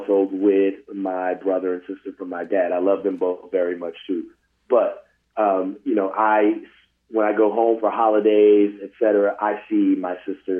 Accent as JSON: {"language": "English", "town": "St. Louis", "region": "Missouri", "country": "United States", "tie": "born or raised there", "also_born_or_lived": "Victorville, California / San Bernardino, California", "said": "I rep St. Louis constantly."}